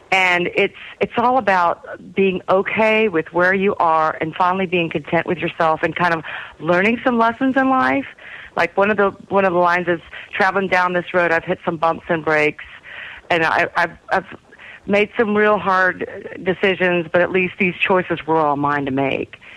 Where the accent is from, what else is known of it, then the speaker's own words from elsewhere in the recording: Texas, United States; I'm from Texas.